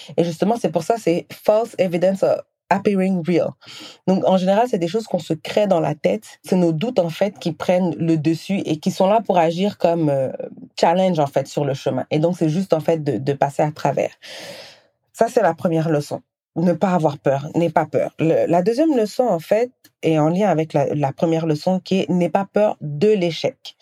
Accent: Senegal; moved away as an adult; also born or lived in Guinea; now in Canada; je, suis née, j'ai grandi au Sénégal, j'ai vécu quelques années en Guinée, et euh, ensuite j'ai déménagé au Canada

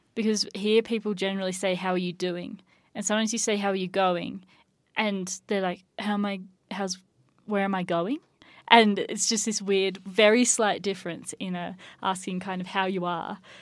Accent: Australia; now in United States; we don't really have tipping in Australia

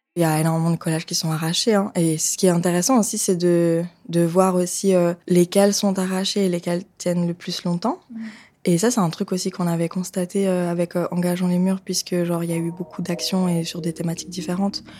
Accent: Lausanne, Vaud, Switzerland; moved away as an adult; also born or lived in Rome; now in Geneva, Switzerland; Je viens de Lausanne. Je vis à Genève en ce moment.

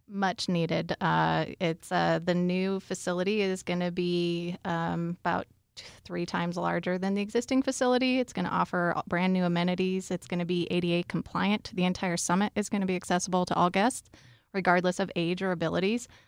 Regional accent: Cañon City, Colorado, United States; grew up in Canyon City

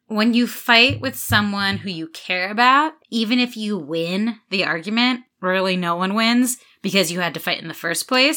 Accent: United States; being American

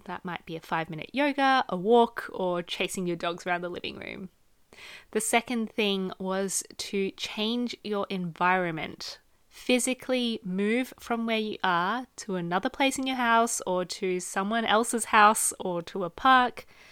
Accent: Australia; moved away; I come from a very small family, just me, my mum, and my dad growing up in Australia

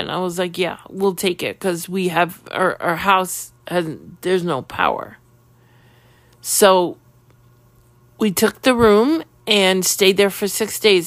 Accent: New York City, New York, United States; When I was ten years old, living in Queens

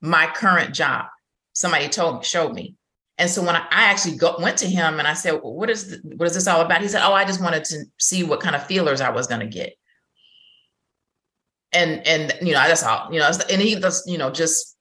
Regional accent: Chicago, Illinois, United States; moved away as an adult; also born or lived in Houston; I'm originally from Chicago

